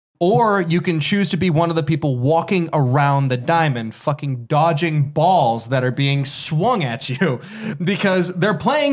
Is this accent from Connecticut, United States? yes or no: no; California, United States; I grew up near Disneyland, and I've gone more times than I can count.